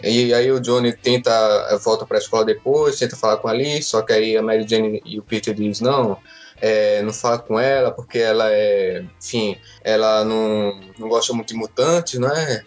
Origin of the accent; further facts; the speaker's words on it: Northeast Region, Brazil; accent: nordestino; o meu sotaque nordestino